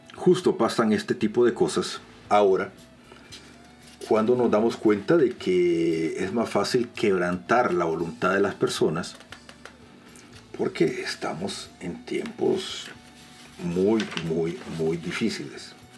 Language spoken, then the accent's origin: Spanish; El Salvador; en mi país, en El Salvador